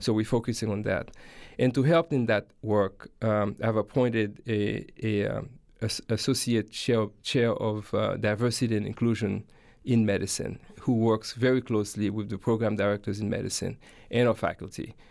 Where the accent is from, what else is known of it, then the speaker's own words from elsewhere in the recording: Haiti; moved away as an adult; now in United States; I grew up in Haiti and, uh, went to, uh, elementary and high school there